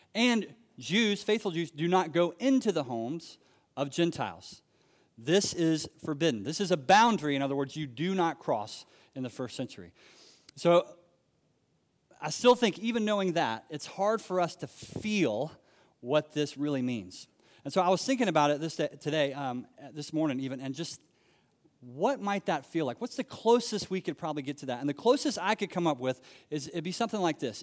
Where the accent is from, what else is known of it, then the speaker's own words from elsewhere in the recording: United States; moved away as an adult; also born or lived in Tanzania; I'm an American